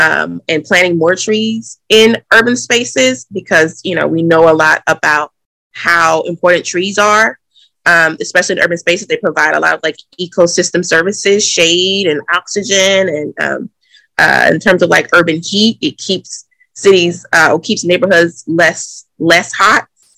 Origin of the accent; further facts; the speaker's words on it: the South, United States; now in Boston, United States; And I'm also from the South and I care about, you know, urban cities in the South.